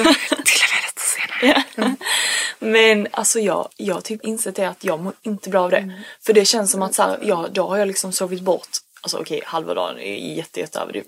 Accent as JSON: {"language": "Swedish", "country": "Sweden", "said": "jag är bara så svensk"}